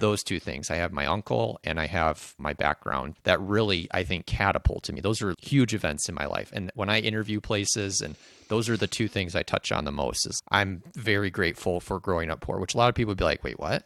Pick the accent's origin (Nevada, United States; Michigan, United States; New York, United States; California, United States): Michigan, United States; I grew up here in Michigan. I've lived here for thirty-one years now